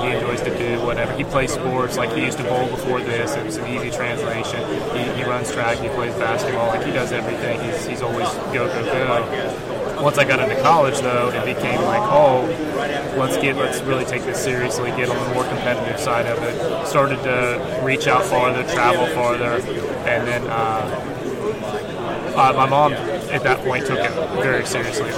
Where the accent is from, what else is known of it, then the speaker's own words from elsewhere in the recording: Jackson, Ohio, United States; I'm from Jackson, Ohio.